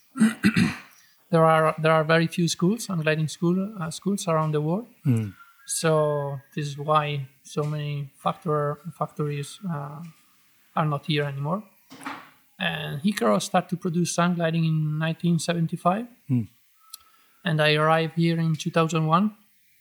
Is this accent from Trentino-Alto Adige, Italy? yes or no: yes; Trentino-Alto Adige, Italy; English is a second language; moved away; I born in Trentino and I was flying there, my home area